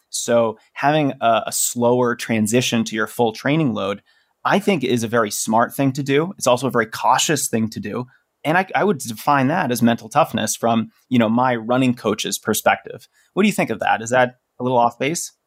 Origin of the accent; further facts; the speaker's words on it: Denver, Colorado, United States; my hometown here of Denver